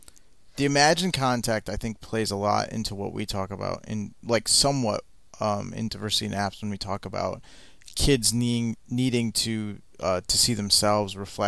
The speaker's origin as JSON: {"language": "English", "region": "Michigan", "country": "United States", "tie": "born or raised there", "said": "I grew up in Michigan in the Midwest."}